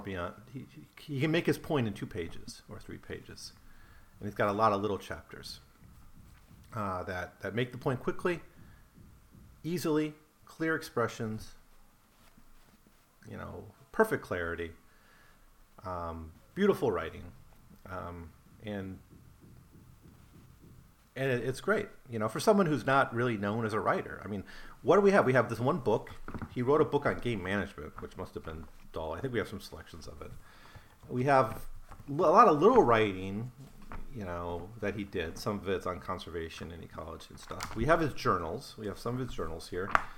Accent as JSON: {"language": "English", "region": "Wisconsin", "country": "United States", "tie": "born or raised there", "said": "I grew up in Wisconsin"}